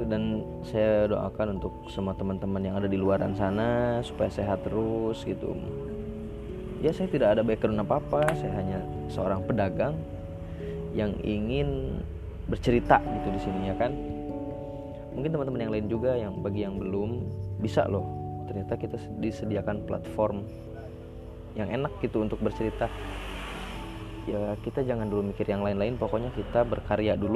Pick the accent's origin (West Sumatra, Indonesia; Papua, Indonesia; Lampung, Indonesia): Lampung, Indonesia; walaupun saat itu di daerah saya ini di Lampung ini belum belum begitu heboh gitu